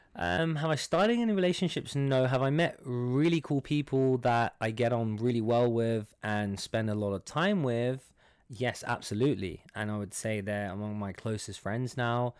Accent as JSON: {"language": "English", "region": "London", "country": "United Kingdom", "moved": "as an adult", "lives_now": "Dubai, United Arab Emirates", "said": "I'm from London. I'm from Iranian descent"}